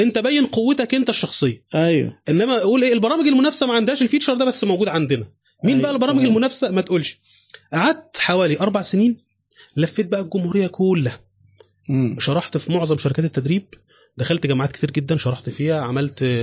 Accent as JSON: {"language": "Arabic", "town": "Mansoura", "region": "Dakahlia", "country": "Egypt", "also_born_or_lived": "Cairo", "said": "عندنا في المنصوره"}